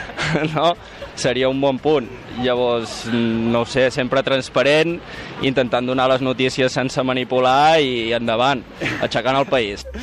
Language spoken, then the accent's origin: Catalan; Girona, Catalonia, Spain; El temps que fa, hòstia, fa un temps estable, eh, molt contaminat, jo que sóc de Girona